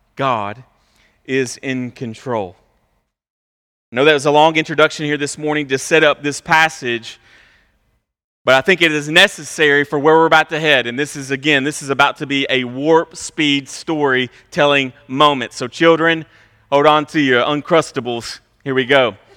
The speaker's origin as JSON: {"language": "English", "country": "United States", "said": "us as westernized American people"}